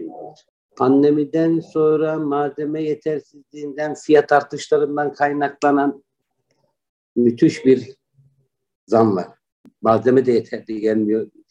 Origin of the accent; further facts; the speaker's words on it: Istanbul, Turkey; moved away as an adult; also born or lived in Malatya; now in China; 1971 İstanbul doğumluyum. Aslen Malatyalıyım öğrenim hayatımı İstanbul'da tamamladım.